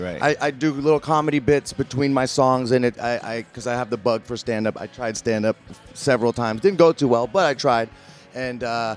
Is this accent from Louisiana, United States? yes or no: no; San Francisco, California, United States; I grew up in the Bay Area, San Francisco. It's this little city north of LA.